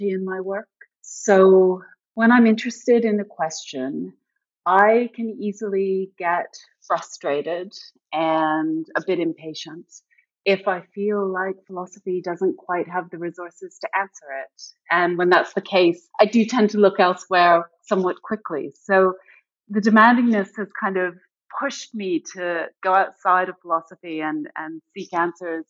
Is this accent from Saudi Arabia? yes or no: no; Canada; moved away as an adult; also born or lived in United Kingdom; now in United States; Originally, I'm from Canada, but before moving to the US, I spent most of my adult life in the UK